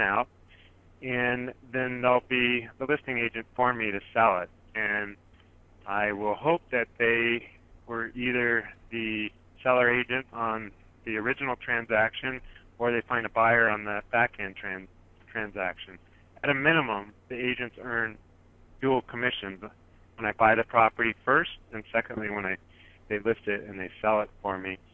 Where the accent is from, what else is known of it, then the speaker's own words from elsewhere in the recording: Silicon Valley, Northern California, United States; I am from Silicon Valley down here in Northern California. And like a lot of investors here in the Bay Area, where I'm from